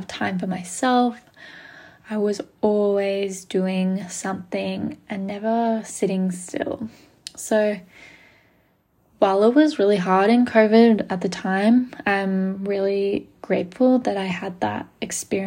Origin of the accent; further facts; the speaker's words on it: Melbourne, Victoria, Australia; also born or lived in Gold Coast, Australia; I am from Melbourne, Australia. I live here now. I grew up here.